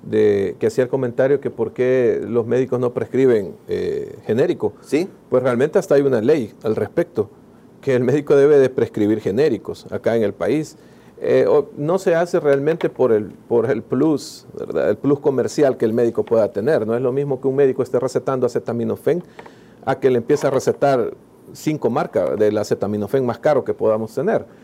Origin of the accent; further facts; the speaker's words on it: El Salvador; Como buen salvadoreño